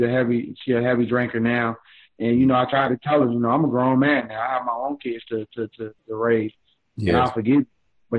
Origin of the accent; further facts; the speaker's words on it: Richmond, Virginia, United States; now in Atlanta, United States; born and raised in Richmond, Virginia